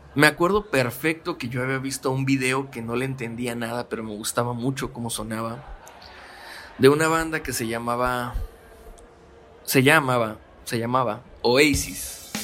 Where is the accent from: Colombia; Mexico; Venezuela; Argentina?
Mexico; Mexicali, Baja California; Yo soy de Mexicali. Baja California